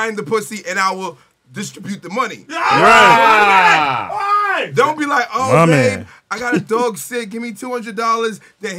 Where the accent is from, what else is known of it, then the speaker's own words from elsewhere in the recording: Mount Vernon, New York, United States; also born or lived in Harlem, New York / The Bronx, New York; I'm originally from Mount Vernon, New York. You know what I'm saying? I lived in Harlem, so Harlem, the Bronx. I lived in both areas. So, you know, I'm an uptown baby.